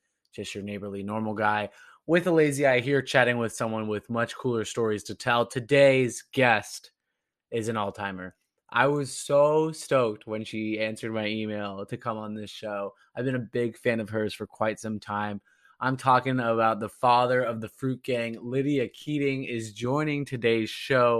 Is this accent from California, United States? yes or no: yes; Orange County, California, United States; moved away as an adult; also born or lived in Providence / Woburn; now in Somerville, United States; I loved my hometown, don't get me wrong, I loved growing up in Orange County